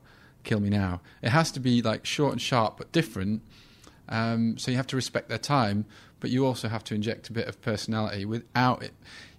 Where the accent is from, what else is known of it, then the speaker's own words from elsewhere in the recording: England, United Kingdom; I mean, we're both white males. We're both English.